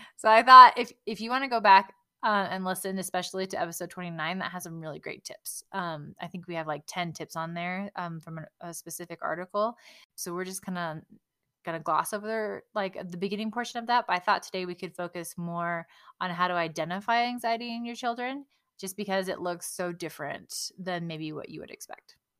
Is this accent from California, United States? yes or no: yes; California, United States; since I grew up in California